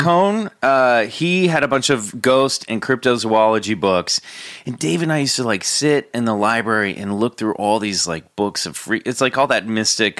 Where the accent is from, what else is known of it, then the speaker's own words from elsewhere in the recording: Kansas City, United States; my hometown of Kansas City